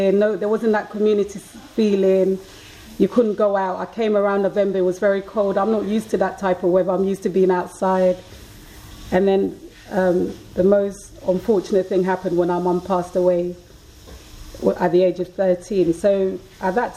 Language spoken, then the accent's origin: English; Ghana; moved away; also born or lived in London; growing up in Ghana